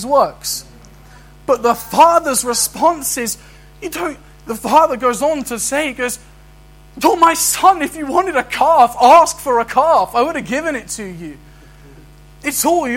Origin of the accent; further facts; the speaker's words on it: London, United Kingdom; I can try and act like an Aberdonian, but I'm a Londoner. And that's my identity, regardless.